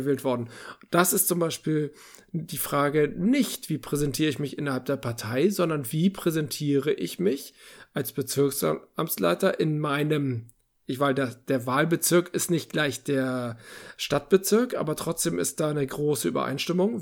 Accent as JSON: {"language": "German", "region": "Northern Germany", "country": "Germany", "said": "bin ich auch als Norddeutscher"}